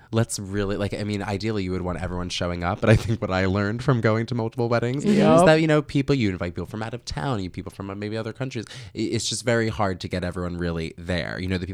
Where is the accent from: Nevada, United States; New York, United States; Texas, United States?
New York, United States; I'm a New Yorker. I feel like I'm an East Coast dude.